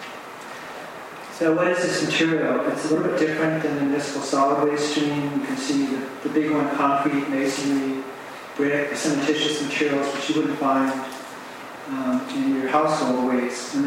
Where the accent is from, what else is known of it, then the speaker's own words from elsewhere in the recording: United States; I'm American